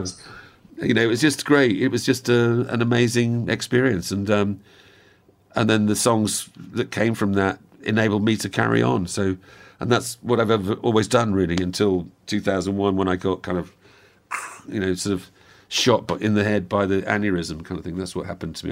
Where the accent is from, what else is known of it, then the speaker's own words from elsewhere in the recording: Wales, United Kingdom; also born or lived in outside London; grew up in Wales and then we moved down, when I was about seven, we moved down to, to just outside London. And we were there for about four or five years. And then we moved back to the same house in Wales again